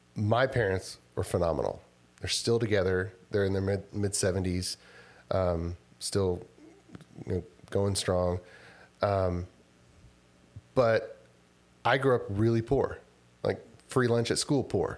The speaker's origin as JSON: {"language": "English", "town": "Rosenberg", "region": "Texas", "country": "United States", "tie": "born or raised there", "also_born_or_lived": "Houston / College Station / Austin", "lives_now": "Spicewood, United States", "said": "I, uh, kinda grew up r-, around west of Su-, southwest of Sugarland in Rosenberg, Texas"}